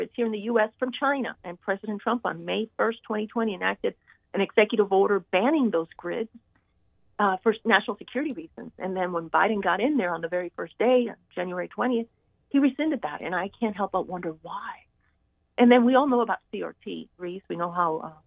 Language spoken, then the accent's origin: English; Cuba; now in Hartsville, United States; I was born in communist Cuba, and my family was greatly affected by communism